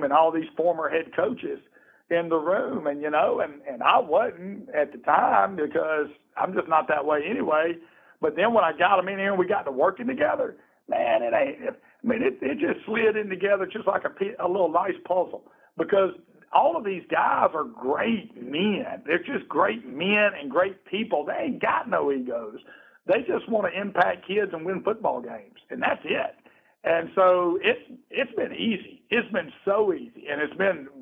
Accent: Greenville, Alabama, United States; now in Georgia, United States; I'm from Alabama, and I came to Georgia

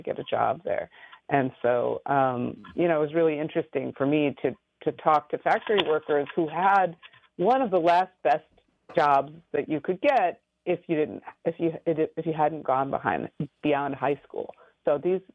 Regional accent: Michigan, United States; I'm from the Rust Belt. I grew up in Michigan

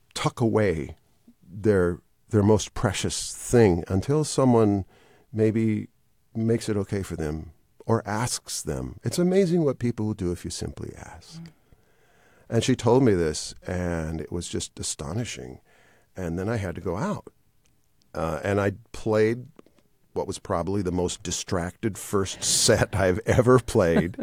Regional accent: Wisconsin, United States; moved away as an adult; I was raised in Wisconsin

